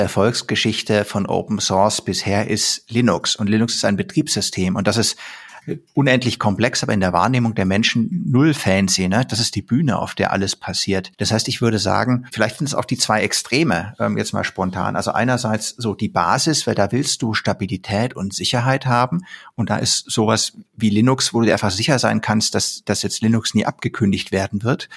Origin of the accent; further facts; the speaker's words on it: Germany; als Deutscher